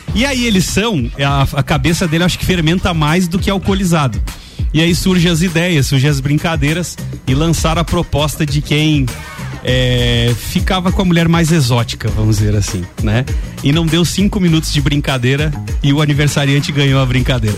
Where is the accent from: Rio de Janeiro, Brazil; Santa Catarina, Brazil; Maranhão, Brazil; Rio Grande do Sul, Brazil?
Santa Catarina, Brazil; Lages; eu nasci aqui em Lages, sou lagiano com muito orgulho